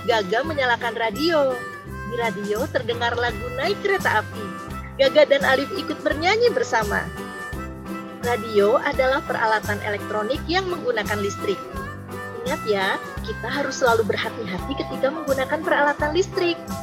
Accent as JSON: {"language": "Indonesian", "town": "Toulouse", "region": "Occitania", "country": "France", "tie": "born or raised there", "moved": "yes", "lives_now": "Cimahi, Indonesia", "said": "Saya lahir di Toulouse, Prancis dan sekarang tinggal di Cimahi."}